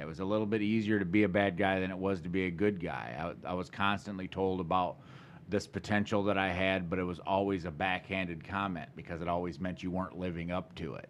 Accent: Lansing, Michigan, United States; also born or lived in Charlotte, Michigan / Potterville, Michigan / Vermontville, Michigan; I grew up all around the Lansing area

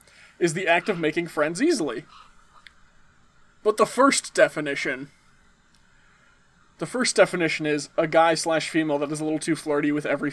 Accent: United States; I'm an American.

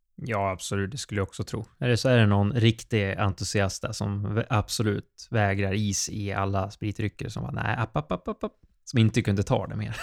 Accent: Sweden

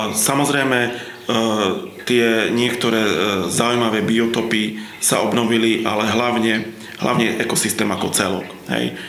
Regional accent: Slovakia; moved away; ja som vyrastal v Tatrách

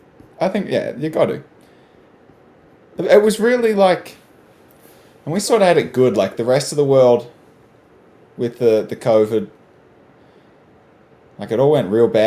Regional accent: Australia; I'm Australian

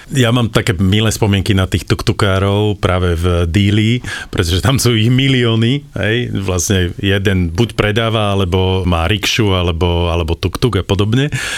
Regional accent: Slovakia; my sme zo Slovenska

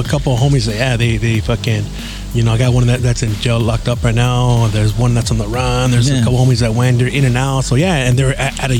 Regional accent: San Gabriel, California, United States; also born or lived in East Los Angeles; I grew up in Sangra

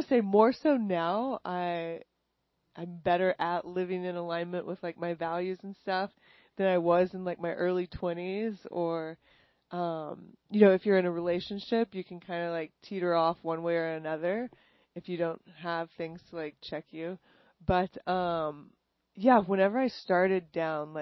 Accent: New Braunfels, Texas, United States; moved away as an adult; also born or lived in Los Angeles; I grew up in Texas. I grew up in New Braunfels.

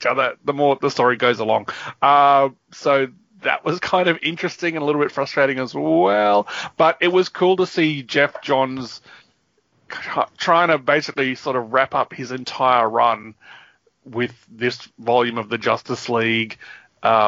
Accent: Australia; we're Australian

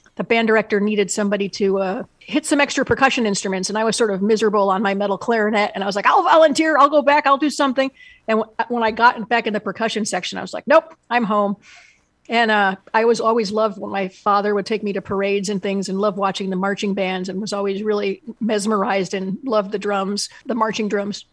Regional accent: Endicott, New York, United States; when I was a kid growing up in Endicott, New York, which is in the southern tier of New York

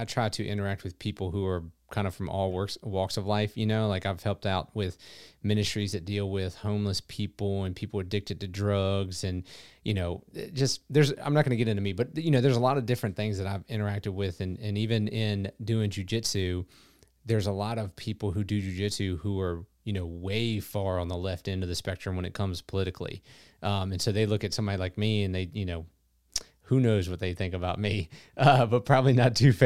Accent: Virginia, United States; I grew up here in Virginia, got a lot of ties to North Carolina

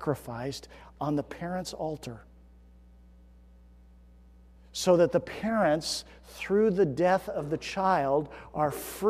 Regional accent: United States; I live in the United States, that I was born in the United States

